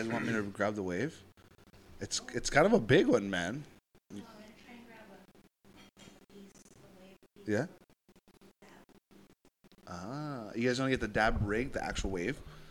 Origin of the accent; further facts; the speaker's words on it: Hawaii, United States; I'm Hawaiian, you know, like, I'm a Hawaiian business owner doing this, operating it myself